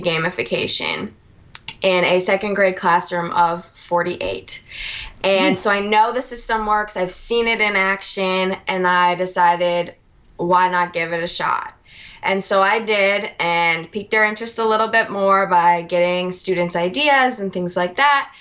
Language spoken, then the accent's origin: English; Minnesota, United States; moved away as an adult; now in Alabama, United States; I'm originally from Minnesota.